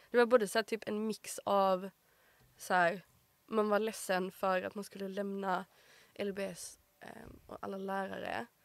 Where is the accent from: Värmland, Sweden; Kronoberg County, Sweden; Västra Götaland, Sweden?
Kronoberg County, Sweden; Markaryd; moved away; växte upp i Småland, i en liten by.